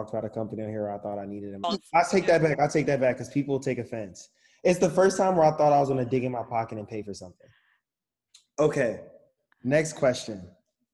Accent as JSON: {"language": "English", "town": "Chicago", "region": "Illinois", "country": "United States", "said": "I'm from Chicago."}